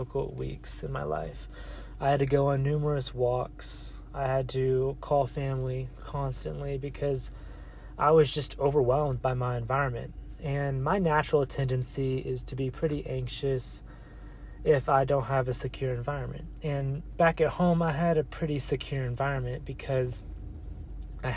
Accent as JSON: {"language": "English", "region": "Texas", "country": "United States", "tie": "born or raised there", "moved": "as an adult", "lives_now": "Colorado, United States", "said": "currently I'm in Colorado because I was born in Texas. So my whole life I've lived in this 30-45 minute area"}